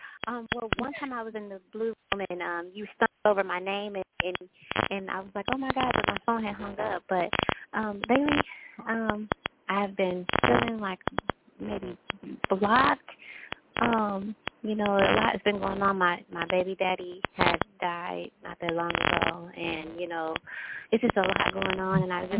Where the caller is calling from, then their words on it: Texas, United States; I'm Kiera. I'm calling from Texas.